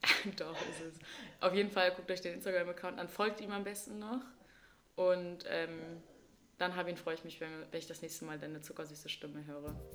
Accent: Wildeshausen, Lower Saxony, Germany; first language German; meine Heimatstadt ist Wildeshausen

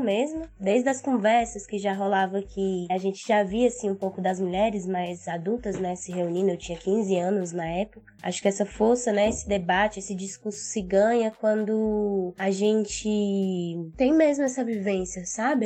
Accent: Taguatinga, Federal District, Brazil; Nós dois crescemos aqui no Mercado Sul

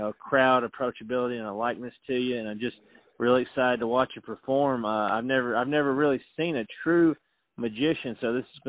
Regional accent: Middle Tennessee, United States; and I'm from Middle Tennessee

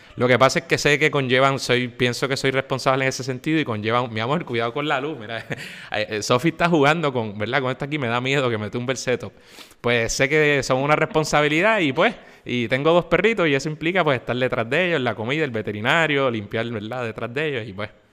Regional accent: San Juan, Puerto Rico; also born or lived in Guaynabo; yo soy oriundo de San Juan, yo nací en San Juan

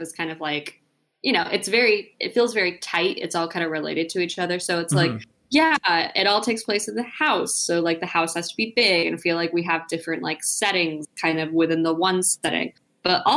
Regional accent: Charlotte, North Carolina, United States; I'm from Charlotte, which is where the NASCAR Hall of Fame is

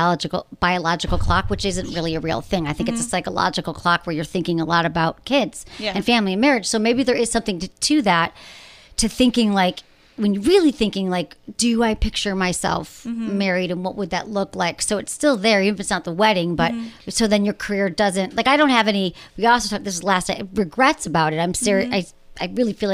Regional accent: Michigan, United States; I'm from Michigan

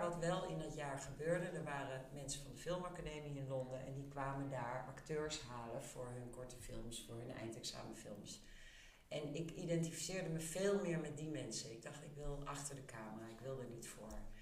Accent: Amsterdam, North Holland, Netherlands; En ik ben in Amsterdam opgegroeid, rond de Nieuwmarktbuurt

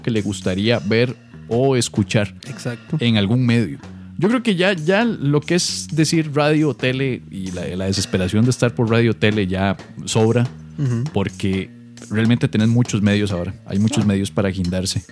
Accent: Costa Rica

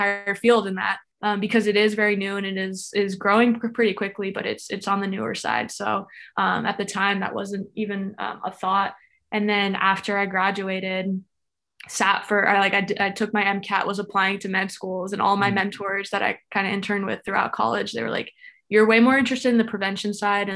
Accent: Florida, United States; I was born and raised in Florida.

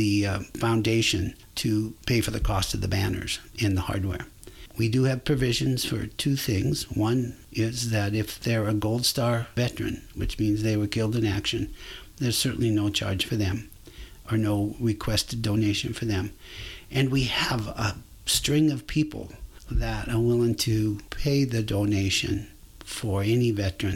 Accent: Spokane, Washington, United States; now in Liberty Lake, United States; I grew up in Spokane.

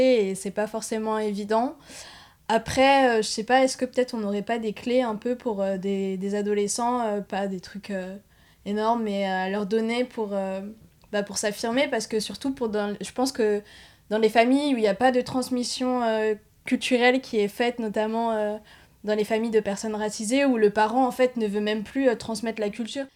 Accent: Paris, Île-de-France, France; j'ai grandi bah, sur Paris même

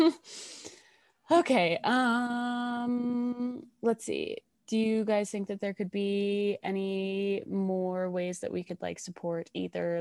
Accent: Colorado, United States; we're all from Colorado.

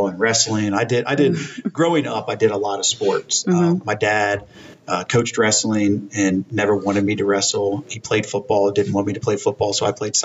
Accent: Loveland, Ohio, United States; I grew up in Loveland and went there all through school.

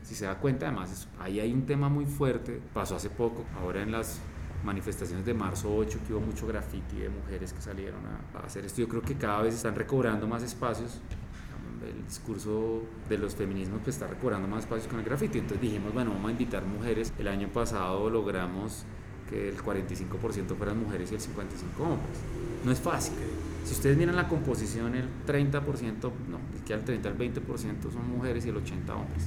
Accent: Colombia; nosotros los colombianos

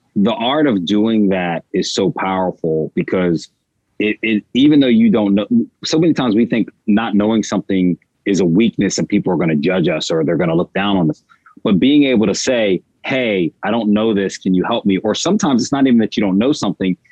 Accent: outside Philadelphia, Southern New Jersey, United States; moved away as an adult; now in Los Angeles, United States; I'm originally from Southern New Jersey, right outside of Philadelphia. So I'm a Philly, I'm a Philly boy

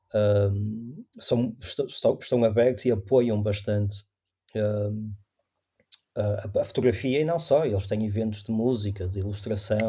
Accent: Maia, Norte, Portugal; also born or lived in Porto; eu nasci no Porto, mas os meus pais vivem na Maia e eu vivi e estudei até ir para, para a universidade na Maia

